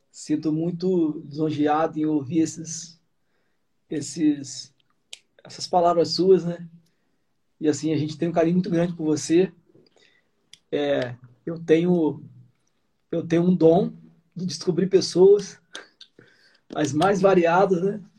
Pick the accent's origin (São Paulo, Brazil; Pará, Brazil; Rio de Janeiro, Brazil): Rio de Janeiro, Brazil; Sumidouro; É, eu nasci em Sumidouro, né? Eu tive uma, uma, uma infância toda em Sumidouro, dos meus primeiros anos de vida.